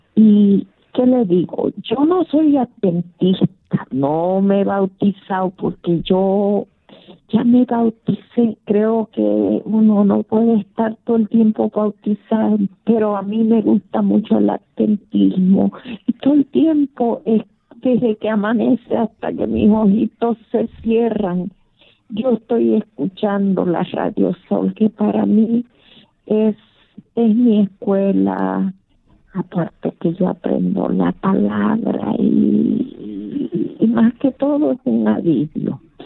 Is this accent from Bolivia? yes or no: yes; Bolivia; moved away; Yo soy de Bolivia